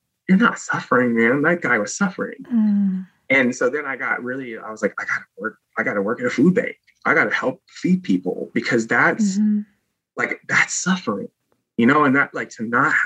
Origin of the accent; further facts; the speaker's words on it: Virginia, United States; also born or lived in Oakland, California; I was driving from back home, and I moved from Oakland back to Virginia